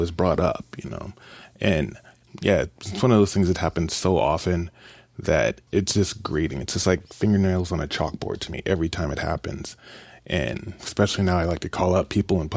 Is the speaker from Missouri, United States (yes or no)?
yes; Kansas City, Missouri, United States; I grew up in Kansas City